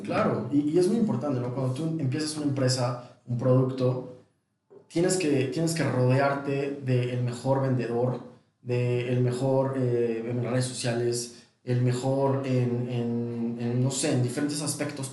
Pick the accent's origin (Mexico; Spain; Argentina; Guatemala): Mexico; also born or lived in London; como mexicano